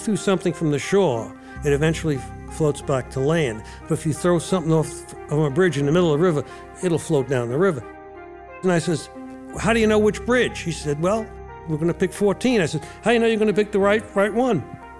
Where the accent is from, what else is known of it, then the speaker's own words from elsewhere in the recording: New York City, New York, United States; I grew up in New York City.